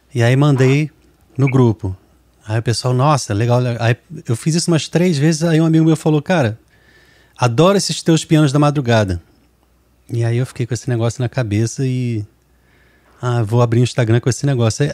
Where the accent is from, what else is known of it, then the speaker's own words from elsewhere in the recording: Rio de Janeiro, Brazil; eu sou do Rio